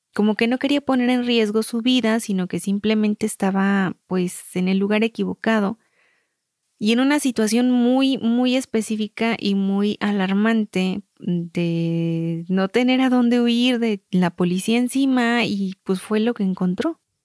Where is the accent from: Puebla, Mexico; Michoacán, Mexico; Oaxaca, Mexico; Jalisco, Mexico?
Michoacán, Mexico; somos michoacanas